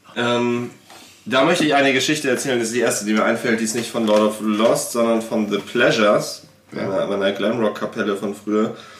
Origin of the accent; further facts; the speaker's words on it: Germany; wir sind halt Deutsche